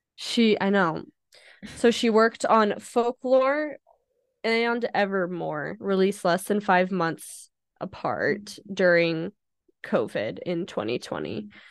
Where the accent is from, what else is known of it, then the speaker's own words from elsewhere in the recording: Idaho, United States; I am from Idaho and I don't like potatoes